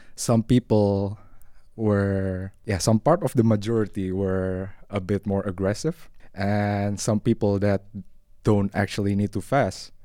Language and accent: English; Indonesia; moved away as an adult; now in Netherlands; I'm from Indonesia. Um, Indonesia is yeah the the country with the most Muslim population in the world, and I was born and raised there